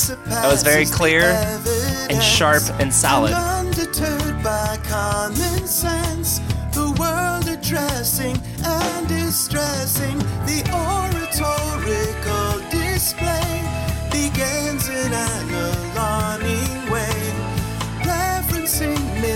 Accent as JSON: {"language": "English", "region": "Indiana", "country": "United States", "moved": "yes", "lives_now": "Wisconsin, United States", "said": "I'm from Indiana"}